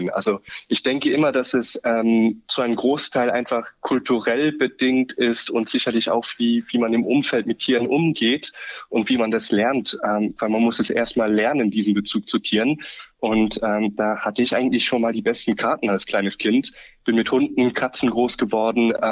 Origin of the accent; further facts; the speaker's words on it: Luxembourg; moved away as an adult; now in Austria; Ich bin vor ungefähr neun Jahren von Luxemburg aus nach Österreich ausgewandert, sozusagen, um Tiermedizin zu studieren.